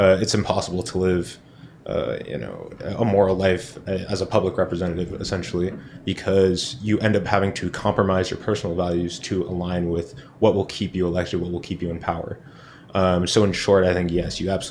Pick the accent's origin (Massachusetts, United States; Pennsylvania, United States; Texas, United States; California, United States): California, United States; Berkeley; now in San Jose, United States; my hometown of Berkeley.